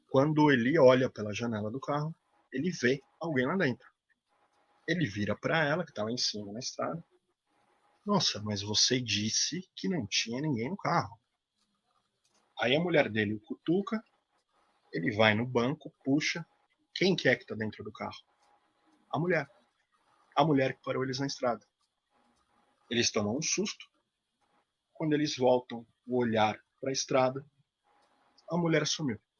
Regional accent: Campos do Jordão, São Paulo, Brazil; Eu sou de Campos Jordão, né? É uma cidade de serra, tem uma estrada, muita neblina à noite e tudo mais.

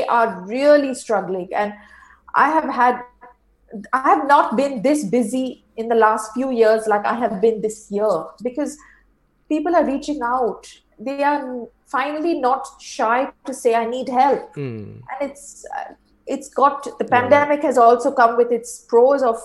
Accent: India; moved away as an adult; now in Singapore; I'm originally from India, and now I live in Singapore. I've been here since the last 7 years.

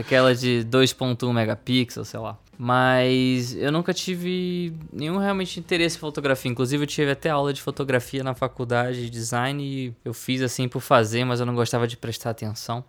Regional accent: Rio de Janeiro, Brazil; Eu, eu sou carioca, sou do Rio de Janeiro, tenho 29 anos

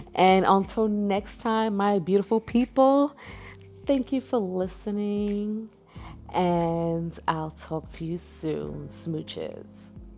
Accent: New York, United States; moved away; I had went back home in December to visit New York. I'm from New York.

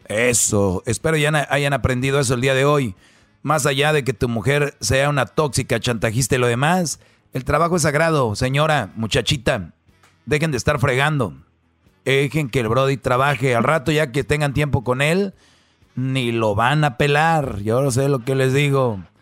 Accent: Monterrey, Nuevo León, Mexico; como buen regio

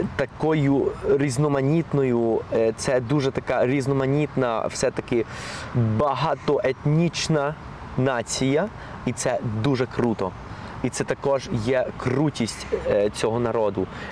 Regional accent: Colombia; first language Spanish; Ukrainian is a second language; moved away; also born or lived in Ukraine; моя рідна мова є ну основна мова є іспанська

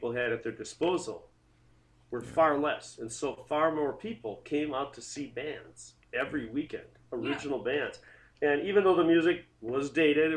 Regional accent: South Milwaukee, Wisconsin, United States; I grew up in South Milwaukee.

